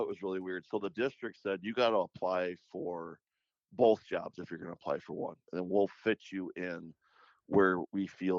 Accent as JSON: {"language": "English", "town": "St. Cloud", "region": "Minnesota", "country": "United States", "tie": "born or raised there", "said": "I enjoy St. Cloud. You know, we born and raised here"}